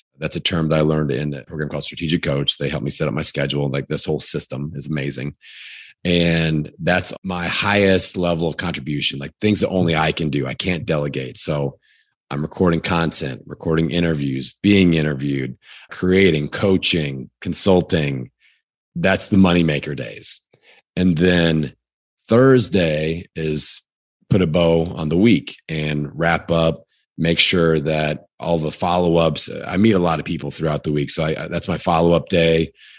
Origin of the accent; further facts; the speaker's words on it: Indiana, United States; accent: Indiana; So again, Indiana, that's my Indiana accent.